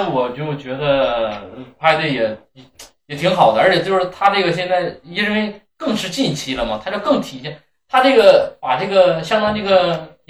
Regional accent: China; 虽然咱们都是中国人

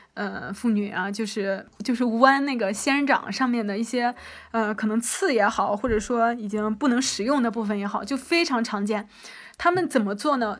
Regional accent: Henan, China; moved away as an adult; now in Xalapa, Mexico; 因为我是河南人，我特别喜欢吃面，然后汤面尤其是

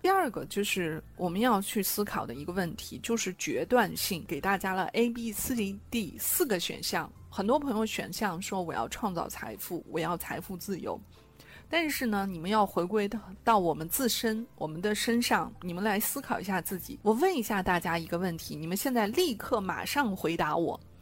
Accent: China; 我们中国人

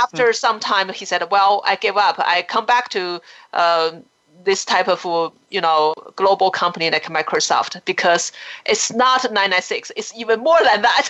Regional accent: China; when we grew up in China

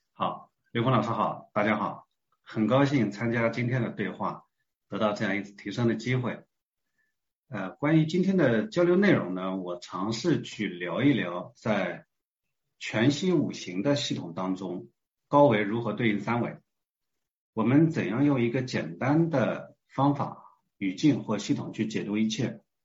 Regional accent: China; 我们是中国人啊

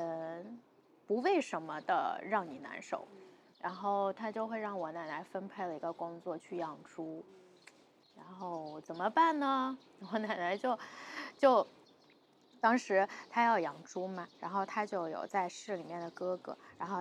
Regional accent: Taiyuan, Shanxi, China; 对，山西人。

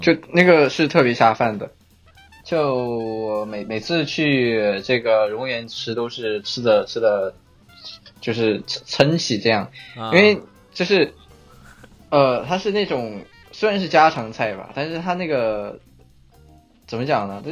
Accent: Chengdu, Sichuan, China; 我作为一个成都人

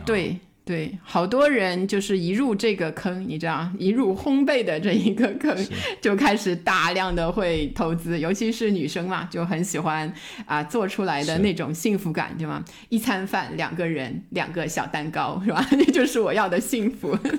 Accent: China; 我们中国人

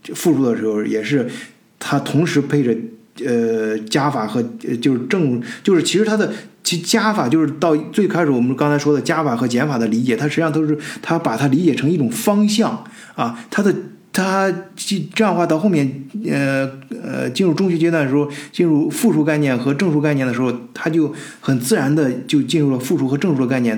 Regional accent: China; 我们中国人，包括我自己亲身经历的这些，在中国这个基础教育阶段

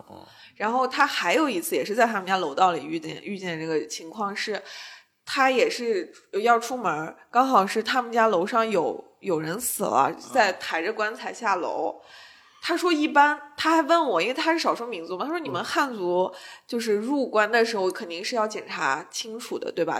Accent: Xinjiang, China; 我们家就是新疆这边

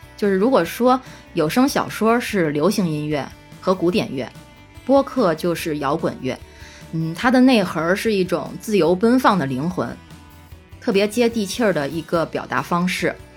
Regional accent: Beijing, China; accent: Beijing dialect; moved away; 我一听起来就感觉非常亲切，因为我这些年一直是在异乡工作，在现实的环境中，我听不到乡音。

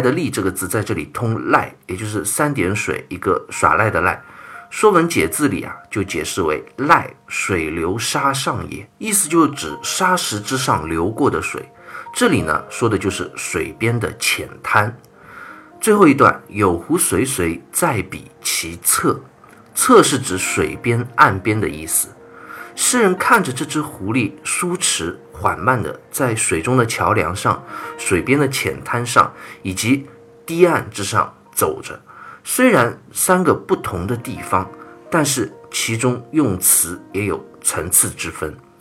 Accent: China; 所以，我们中国人打招呼叫寒暄嘛

